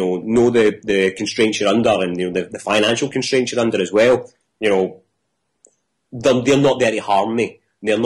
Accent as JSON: {"language": "English", "town": "Coatbridge", "region": "Scotland", "country": "United Kingdom", "said": "I'm from Coatbridge"}